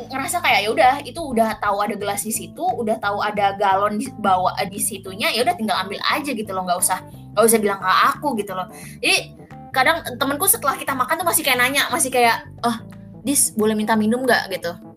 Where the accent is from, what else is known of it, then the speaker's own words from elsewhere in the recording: Jakarta, Indonesia; moved away as an adult; also born or lived in East Java; lahir dan besar di Jakarta